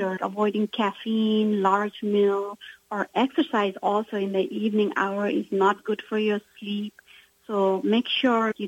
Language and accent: English; Nepal; I come from Nepal, and my mother has a different ethnicity, which is known as a Newar